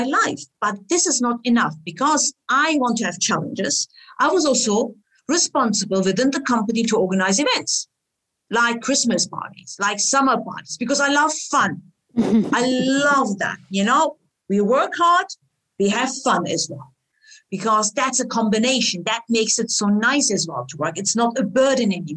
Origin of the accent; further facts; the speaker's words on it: Germany; also born or lived in Istanbul, Turkey; now in Switzerland; after I grew up in Germany, my family decided to go back to Istanbul and I started my career there